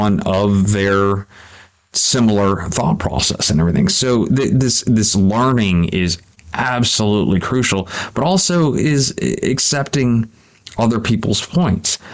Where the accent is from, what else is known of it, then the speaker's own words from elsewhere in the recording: United States; I'm just a Yank. I'm just an American